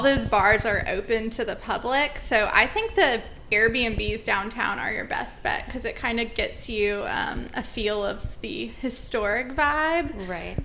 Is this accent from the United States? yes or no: yes; Georgia, United States; now in Savannah, United States; I'm actually from Georgia, but I moved to Savannah about four and a half years ago